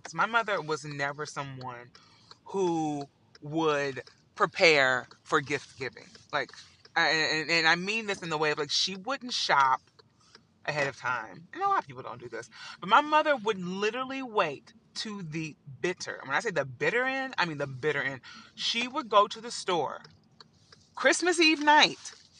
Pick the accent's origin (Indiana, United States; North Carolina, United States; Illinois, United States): Indiana, United States; Evansville; now in New York, United States; I'm from Evansville, Indiana